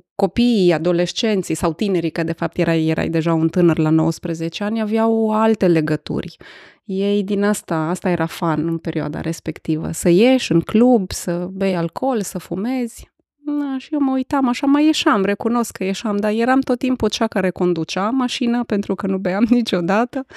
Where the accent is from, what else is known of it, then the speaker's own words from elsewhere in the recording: Arad, Arad County, Romania; sunt născută și crescută în Arad